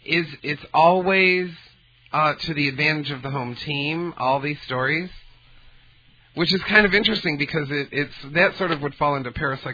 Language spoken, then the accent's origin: English; Detroit, Michigan, United States; because obviously we're from Detroit, right?